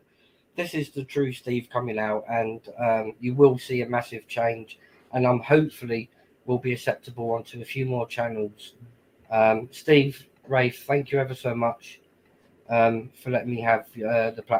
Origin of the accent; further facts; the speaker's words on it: Telford, West Midlands, United Kingdom; I've been putting content out to do with my hometown. There's a lot of history within the Telford area